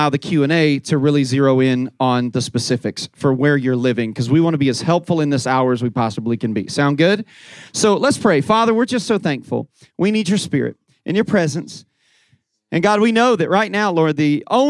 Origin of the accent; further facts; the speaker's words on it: Indiana, United States; moved away as an adult; also born or lived in Southwest Florida; now in Fort Myers, United States; my wife and I moved to Southwest Florida, born and raised in Indiana, moved 17 years ago